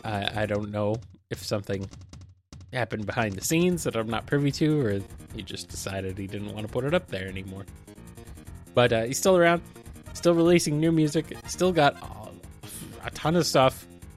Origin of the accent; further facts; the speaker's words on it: United States; accent: Bland American; I do not really have a definable accent, I guess. Bland American, boring American. That's my accent.